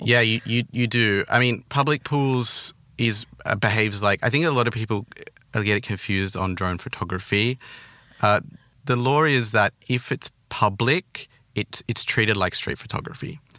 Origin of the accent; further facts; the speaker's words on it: Australia; accent: Australian; I grew up, I was born there, um, till maybe, like, I don't know, eighteen when I went to uni. So I, that was pretty much my childhood